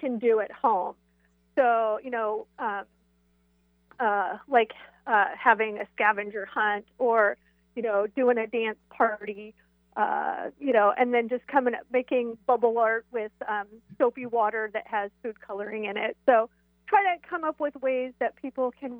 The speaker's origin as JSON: {"language": "English", "area": "East Side", "region": "Washington", "country": "United States", "tie": "born or raised there", "said": "I have so many fond memories of my home here on the East Side"}